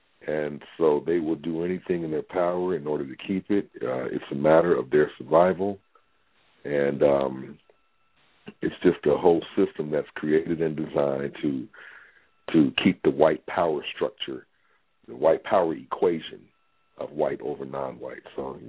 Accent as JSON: {"language": "English", "town": "Cincinnati", "region": "Ohio", "country": "United States", "tie": "born or raised there", "moved": "yes", "lives_now": "Atlanta, United States", "said": "Born and raised in Cincinnati, Ohio."}